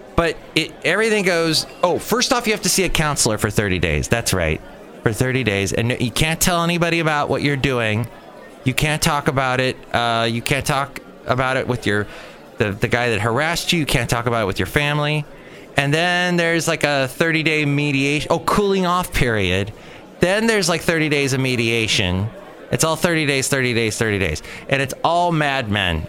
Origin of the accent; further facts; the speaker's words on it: Southern California, United States; now in San Francisco Bay Area, United States; I'm from Southern California